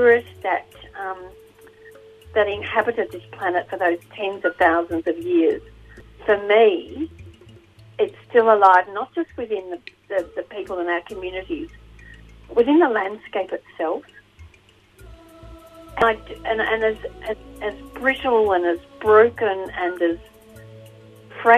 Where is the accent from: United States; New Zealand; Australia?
Australia; Portland, Victoria; also born or lived in outer east of Melbourne; now in Melbourne, Australia; I was born in Portland, so that's my homeland.